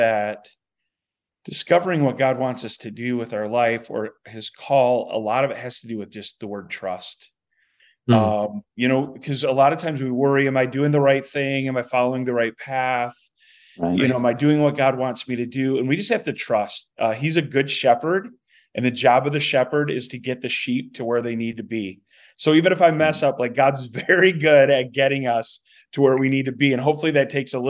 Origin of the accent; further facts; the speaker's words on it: Saginaw, Michigan, United States; moved away as an adult; also born or lived in Flint, Michigan / White Cloud, Michigan; now in Helena, United States; I was born in Flint, grew up in Saginaw